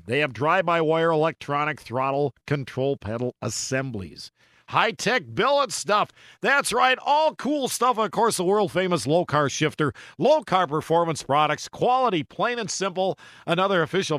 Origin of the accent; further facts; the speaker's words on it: south suburbs of Minneapolis, Minnesota, United States; growing up in Minneapolis, actually one of the south suburbs of Minneapolis